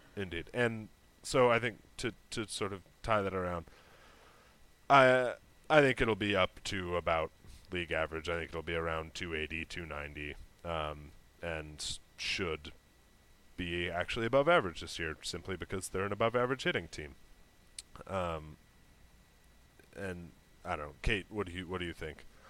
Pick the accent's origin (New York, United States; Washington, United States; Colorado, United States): Washington, United States; Seattle; growing up in Seattle, and I was six years old